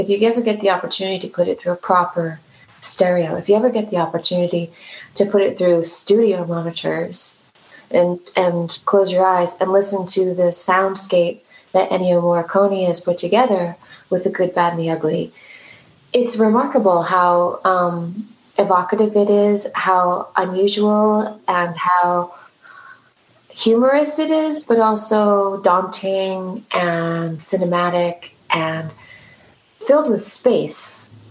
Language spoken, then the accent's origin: English; California, United States; I am from California